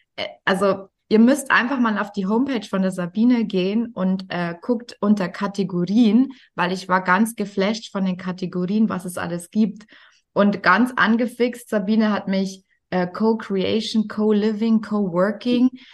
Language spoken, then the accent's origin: German; Bavaria, Germany; accent: Bavarian; wenn jemand mir mit meinem Dialekt gegenüber sitzt, dann falle ich sofort eigentlich ins Bayerische